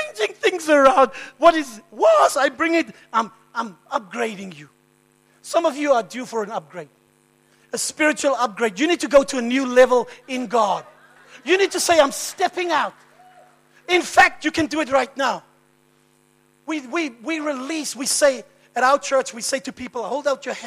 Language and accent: English; Cape Town, Western Cape, South Africa; I'm from Cape Town